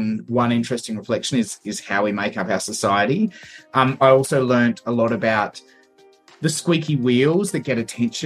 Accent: Canberra, Australian Capital Territory, Australia; moved away as an adult; now in Melbourne, Australia; I grew up in Canberra and studied uni, went and did law and accounting at the ANU in Canberra

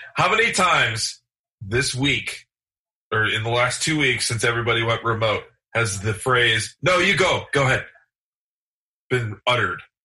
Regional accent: Michigan, United States; I'm from Michigan

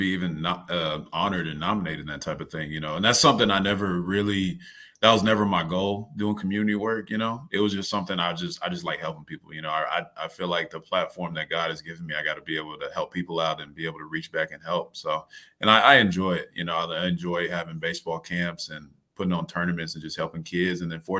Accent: Dallas, Texas, United States; No, I'm from Dallas, Texas.

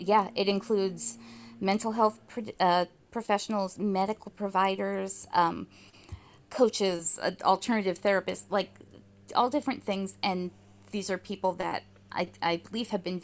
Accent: New Jersey, United States; also born or lived in Portland, Oregon; last year I moved back from Portland, Oregon to New Jersey, where I grew up

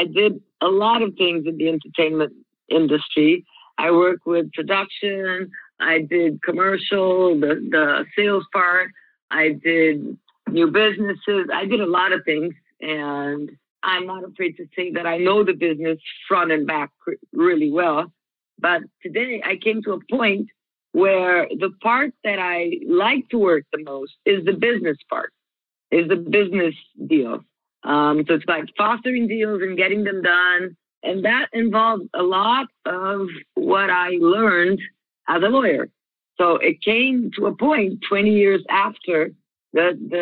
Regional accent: Brazil; now in Orlando, United States; I am from Brazil and I'm currently living in Orlando.

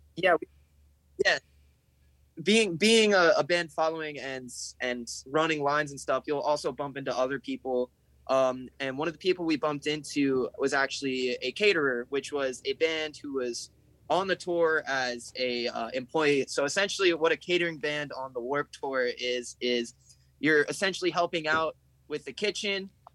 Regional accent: New Jersey, United States; We're from New Jersey

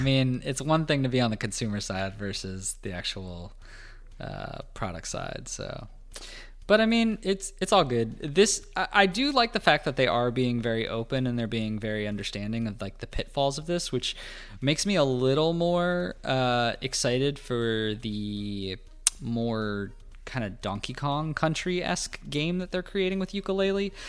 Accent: United States; as an American

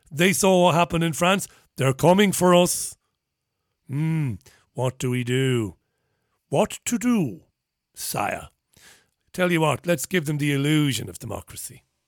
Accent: Ireland; I'm Irish

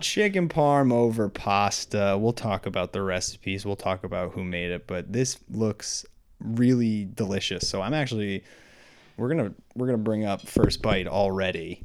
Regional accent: New York, United States; moved away as an adult; now in Boston area, United States; I grew up in New York

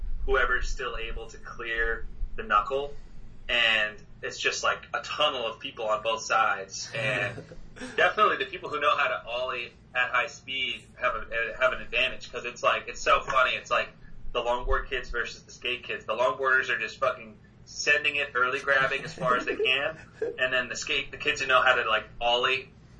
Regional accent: Harvard, Massachusetts, United States; growing up in Harvard, it's like a super hilly town

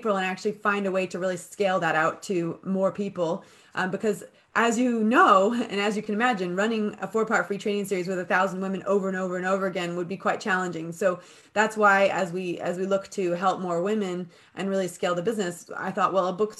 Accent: United States; now in United Kingdom; I'm American and I own a business in the UK

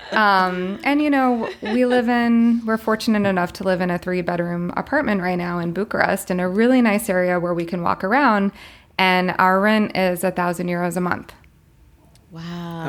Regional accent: Florida, United States; moved away as an adult; also born or lived in China; I'm originally from Florida.

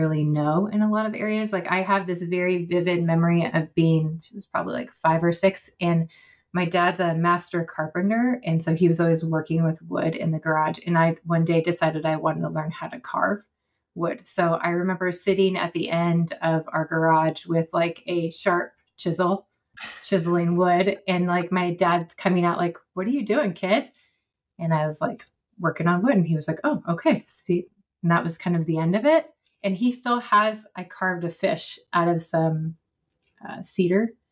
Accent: West Coast, near Mount Rainier, Washington, United States; moved away as an adult; now in North Carolina, United States; I grew up on the West Coast in the shadow of Mount Rainier

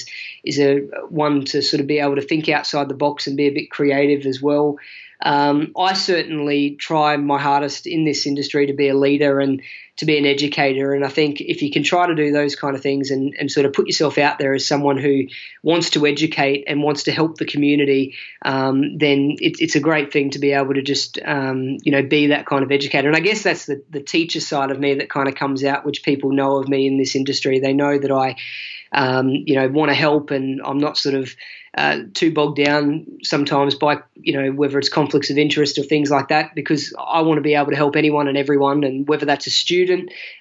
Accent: Australia; also born or lived in Mildenhall, Suffolk / South London; as an Aussie, as a white Australian

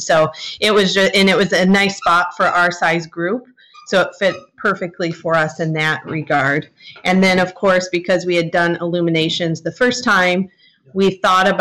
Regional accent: Michigan, United States; we are from Michigan

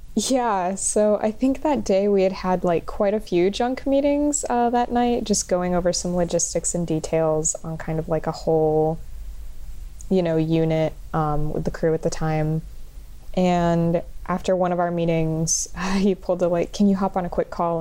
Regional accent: Kissimmee, Florida, United States; I am a filmmaker from Kissimmee, Florida

